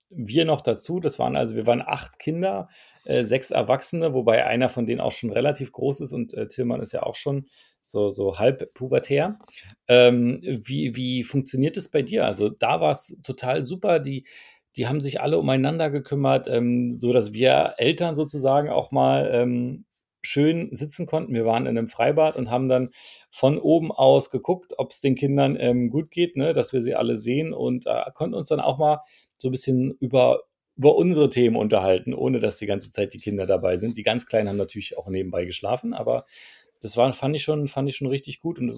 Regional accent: Heidelberg, Baden-Württemberg, Germany; ich bin aus Heidelberg.

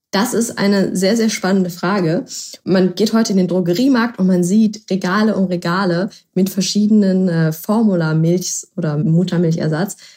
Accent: Berlin, Germany; Ich komme ja aus Berlin

